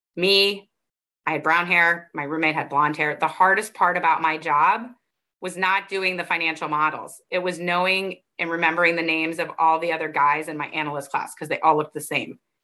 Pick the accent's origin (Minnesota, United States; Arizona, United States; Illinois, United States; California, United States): Arizona, United States; I grew up in Arizona